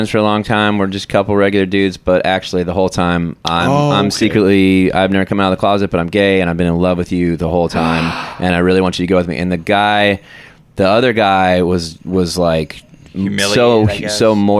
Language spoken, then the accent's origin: English; Denton, Texas, United States; my hometown of Denton, Texas